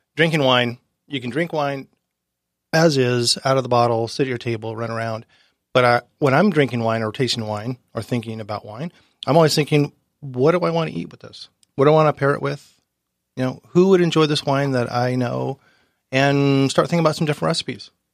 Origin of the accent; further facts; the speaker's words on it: Laguna Niguel, California, United States; moved away as an adult; now in Oceanside, United States; I grew up in Orange County.